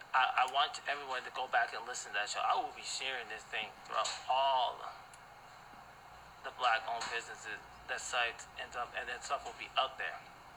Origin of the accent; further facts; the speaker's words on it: Ghana; I am a Ghanaian. I am African blood first.